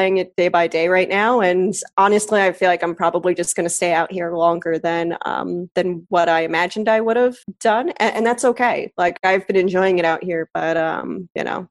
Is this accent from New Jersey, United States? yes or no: yes; New Jersey, United States; moved away as an adult; also born or lived in New York City; now in Los Angeles, United States; I grew up in Jersey